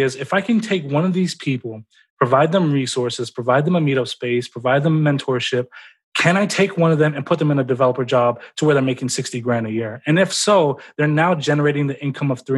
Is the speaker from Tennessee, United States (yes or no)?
yes; Memphis, Tennessee, United States; I'm from Memphis, Tennessee